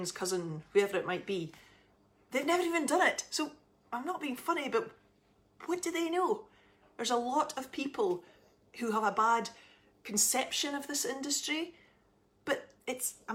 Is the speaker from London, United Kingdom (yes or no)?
no; Aberdeen, Scotland, United Kingdom; I am from Scotland, in case you didn't gather, and right up north in Aberdeen.